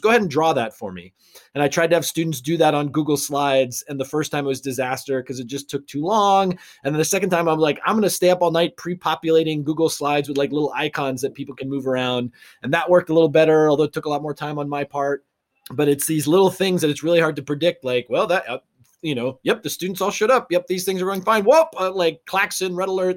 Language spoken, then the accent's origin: English; Arlington, Massachusetts, United States; my hometown of Arlington, Massachusetts